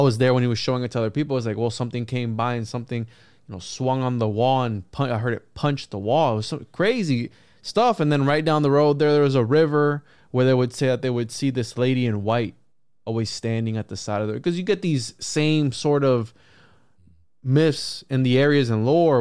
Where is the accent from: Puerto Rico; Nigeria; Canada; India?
Puerto Rico; When I grew up in Puerto Rico